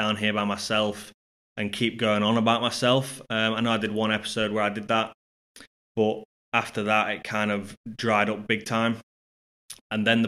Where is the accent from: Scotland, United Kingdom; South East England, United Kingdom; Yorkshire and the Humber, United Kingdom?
Yorkshire and the Humber, United Kingdom; Scunthorpe; my hometown of Scunthorpe